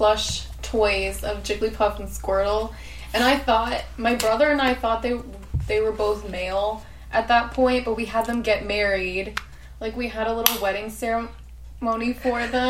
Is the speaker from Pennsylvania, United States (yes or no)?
yes; Pennsylvania, United States; we grew up in Pennsylvania